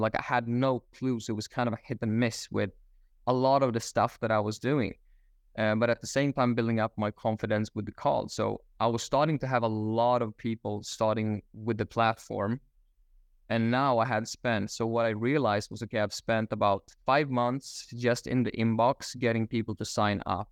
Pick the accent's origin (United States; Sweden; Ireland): Sweden; Stockholm, Stockholm County; moved away as an adult; also born or lived in Australia; now in Bali, Indonesia; I am originally from Stockholm, Sweden. Uh, I was living there up until my twenties